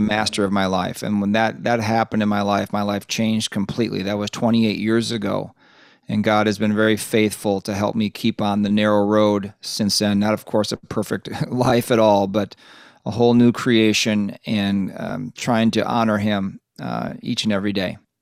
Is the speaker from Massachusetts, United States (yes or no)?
no; Lake Minnetonka, Minnesota, United States; We grew up on the west side of the Twin Cities in a place called Lake Minnetonka